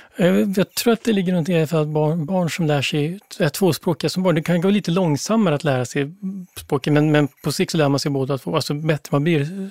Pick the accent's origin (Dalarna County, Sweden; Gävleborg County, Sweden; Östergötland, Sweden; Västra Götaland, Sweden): Dalarna County, Sweden; Ludvika; born or raised there; also born or lived in Brazil